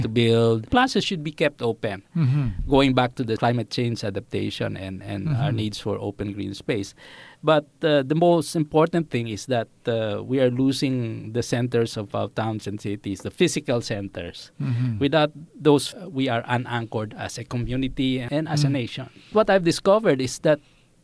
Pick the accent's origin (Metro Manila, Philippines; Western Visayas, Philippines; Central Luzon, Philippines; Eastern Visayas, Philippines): Metro Manila, Philippines; Quezon City; moved away as an adult; also born or lived in Singapore; I grew up in Project 4.